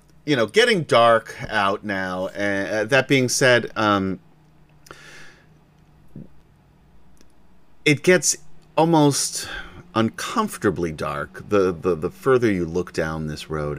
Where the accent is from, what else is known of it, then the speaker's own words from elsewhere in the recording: New York, United States; I'm from New York